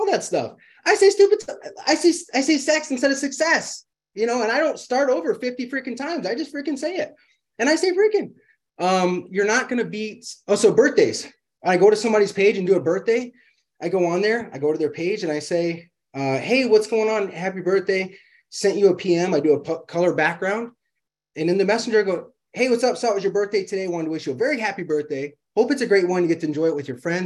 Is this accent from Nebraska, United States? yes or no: no; Illinois, United States; now in Arizona, United States; I'm from Illinois, ton of snow there. And that's why I live in Arizona now